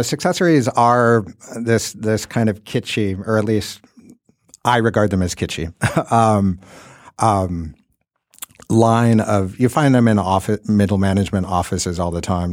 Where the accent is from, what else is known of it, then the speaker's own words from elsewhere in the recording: Midwest, United States; I grew up in the Midwest